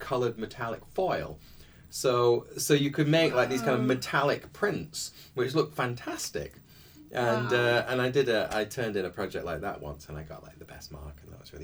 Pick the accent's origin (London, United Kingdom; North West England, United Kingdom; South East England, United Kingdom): North West England, United Kingdom; Bolton; I started out as a child. It was in the north of England in Bolton